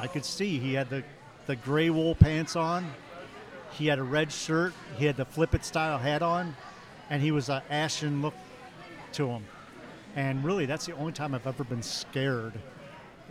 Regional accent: Toledo, Ohio, United States; I'm from Toledo, Ohio.

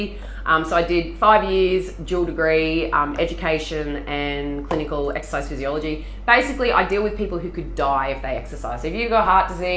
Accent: Sydney, New South Wales, Australia; now in Queensland, Australia; I was born in Sydney

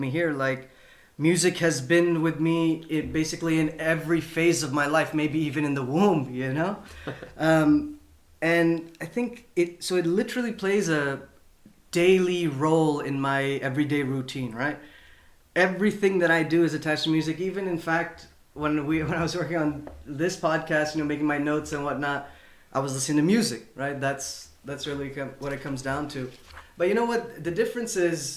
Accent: Pakistan; moved away; when I was growing up in Pakistan

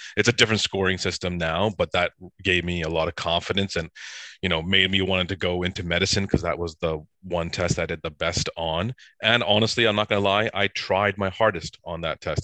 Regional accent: Surrey, British Columbia, Canada; also born or lived in Edison, New Jersey; I grew up in Surrey, B C

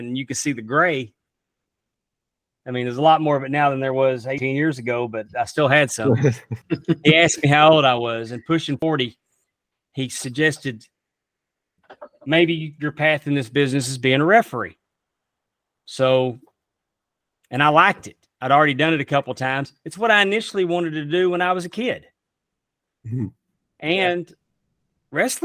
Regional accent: Texas, United States; also born or lived in Utica, Mississippi; I grew up in Texas

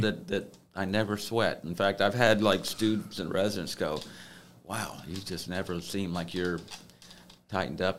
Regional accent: Gainesville, Florida, United States; moved away as an adult; now in Columbus, United States; I grew up mostly in Gainesville, Florida

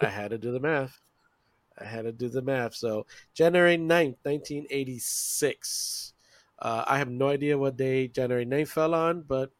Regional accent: British Virgin Islands; I'm from the British Virgin Islands.

